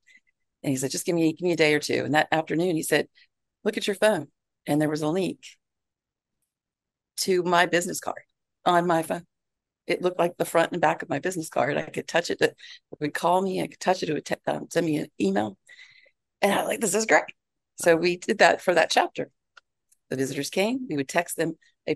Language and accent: English; Broward County, Florida, United States; now in Georgia, United States; I was raised in Broward County